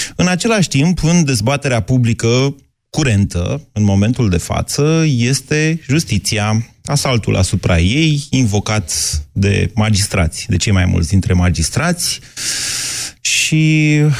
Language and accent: Romanian; Oltenia, Romania; sunt oltean